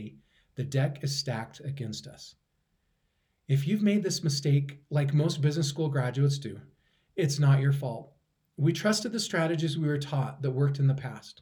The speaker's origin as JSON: {"language": "English", "region": "Idaho", "country": "United States", "tie": "born or raised there", "said": "potatoes from my hometown"}